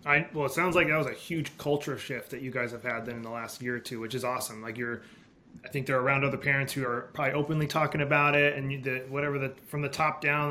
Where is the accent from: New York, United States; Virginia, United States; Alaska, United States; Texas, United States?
Alaska, United States; I grew up in Alaska with homeschooling